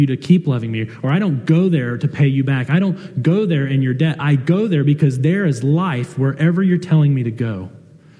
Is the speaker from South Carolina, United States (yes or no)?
yes; South Carolina, United States; moved away; I'm from South Carolina